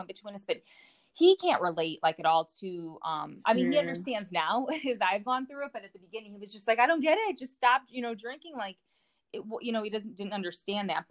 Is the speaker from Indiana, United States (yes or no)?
yes; Northwest Indiana, United States; now in Colorado, United States; I'm 35 and from Northwest Indiana